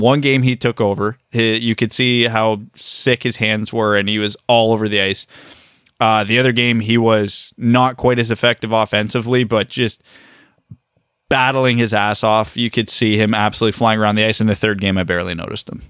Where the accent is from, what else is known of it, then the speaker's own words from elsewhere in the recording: Canada; us as Canadian hockey fans who cheer for an American team